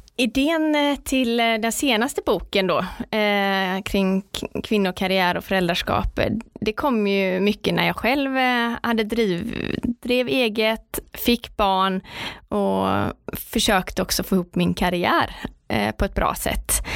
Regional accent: Partille, Västra Götaland, Sweden; Jag kommer från Partille strax utanför Göteborg. Eh, jag är uppvuxen med min eh, mamma och pappa och min lillebror

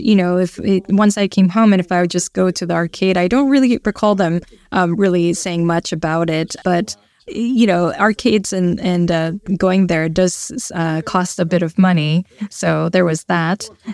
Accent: Fussa, Tokyo, Japan; I'm from Futsa City, which is a city north of Tokyo

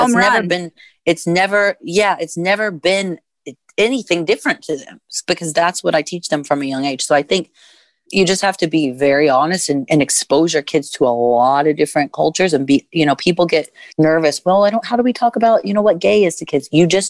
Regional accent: Midwest, United States; I was raised in the Midwest by a white mom and a white stepdad with white grandparents and white cousins and white siblings and white schoolmates.

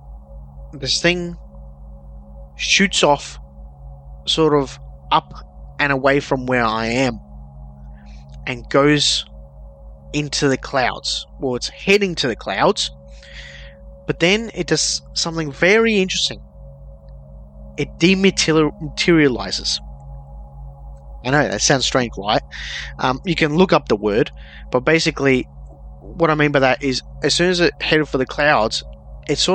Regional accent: Melbourne, Victoria, Australia; I'm from Melbourne, Australia, which is known for a couple of incidents that have happened here

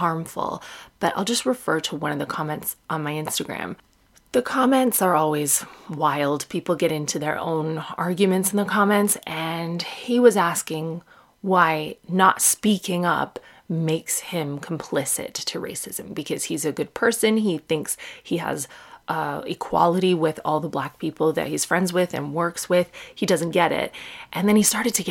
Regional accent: Sarnia, Ontario, Canada; Growing up in Sarnia, which is in southwestern Ontario, it's in Canada

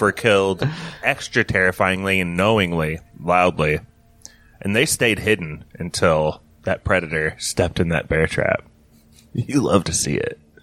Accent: Elkhart, Indiana, United States; We grew up in Elkhart.

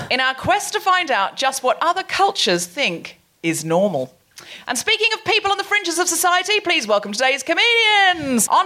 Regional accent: Swindon, South West England, United Kingdom; I was raised in Swindon.

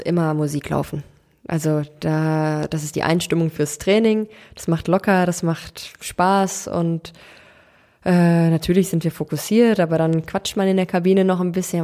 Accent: Cologne, North Rhine-Westphalia, Germany; Ich bin in Köln geboren, ähm, bin hier groß geworden

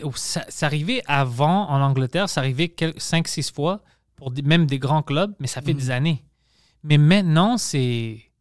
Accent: Montreal, Quebec, Canada; accent: Greek accent in French; pas que je suis né ici

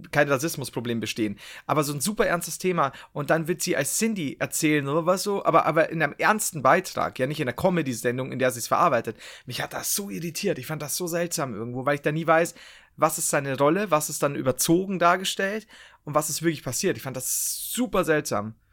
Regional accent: Bavaria, Germany; Nee, das stimmt, ich bin Franke.

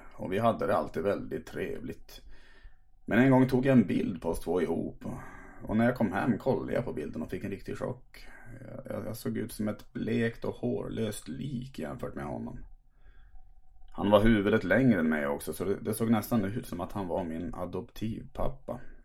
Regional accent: Tärnaby, Västerbotten County, Sweden; min födelseort Tärnaby

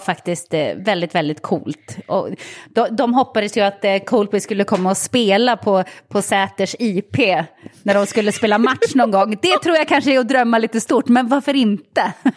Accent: Sweden

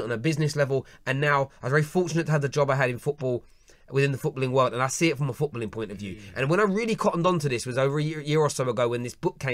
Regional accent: London, United Kingdom; growing up in the East End of London, the way people where I grew up were written about in newspapers

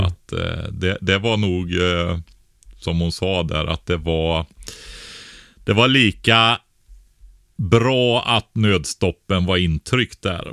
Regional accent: Nossebro, Västra Götaland, Sweden; jag växte upp som barn i, Bäreberg nere i Nossebro i Västergötland

